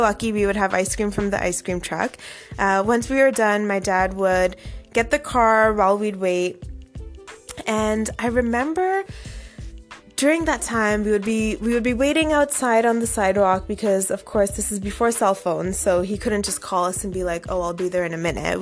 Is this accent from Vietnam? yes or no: no; Toronto, Ontario, Canada; growing up in Toronto in the 90s